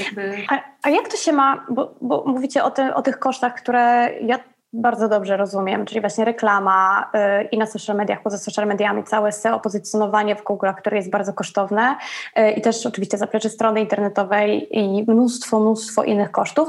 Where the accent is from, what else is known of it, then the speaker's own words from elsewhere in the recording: Kraków, Lesser Poland, Poland; now in Rome, Italy; w Krakowie, gdzie, gdzie skąd, skąd jestem